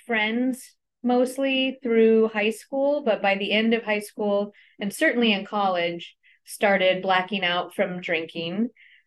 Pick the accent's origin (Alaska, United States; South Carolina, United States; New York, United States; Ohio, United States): Alaska, United States; Anchorage; I was born and raised here in Anchorage on Dena'ina land.